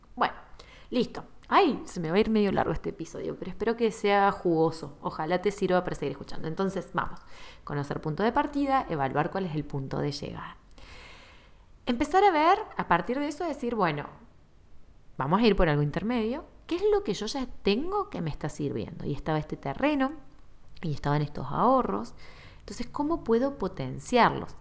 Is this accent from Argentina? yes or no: yes; Argentina